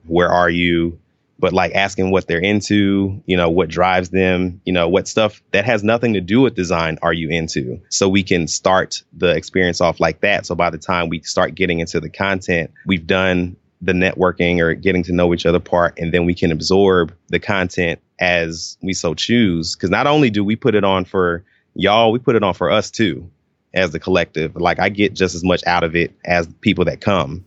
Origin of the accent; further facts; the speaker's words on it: Atlanta, Georgia, United States; I grew up in the Atlanta area, uh, in Stone Mountain, Lithonia.